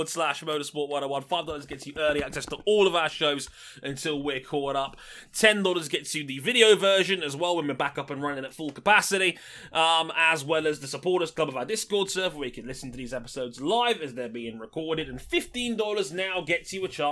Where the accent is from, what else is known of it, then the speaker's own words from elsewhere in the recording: England, United Kingdom; as an Englishman